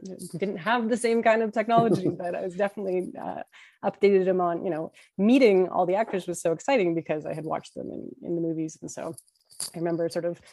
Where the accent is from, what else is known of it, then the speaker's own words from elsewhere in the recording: Vancouver, British Columbia, Canada; I was from Vancouver